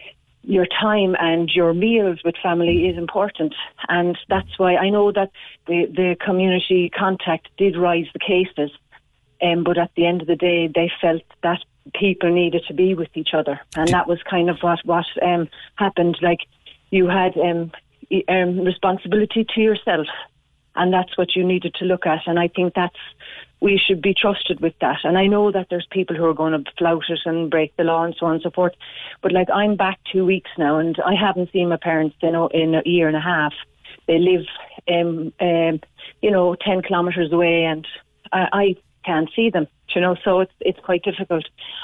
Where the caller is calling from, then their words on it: Glanmire, County Cork, Ireland; also born or lived in Bahrain; I'm coming in from Glenmire in Cork. Moved back over 2 weeks ago from Bahrain.